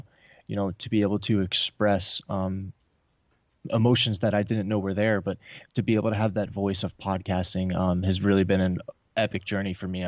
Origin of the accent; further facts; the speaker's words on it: New York, United States; I grew up in New York in a divorced family, like a lot of other people.